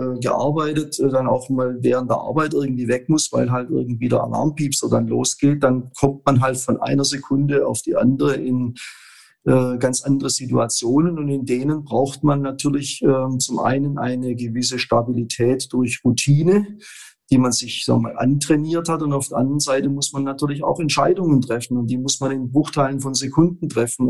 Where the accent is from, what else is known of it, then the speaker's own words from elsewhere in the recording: Bernhausen, Baden-Württemberg, Germany; wir haben in dem Ort Bernhausen, wo ich groß geworden bin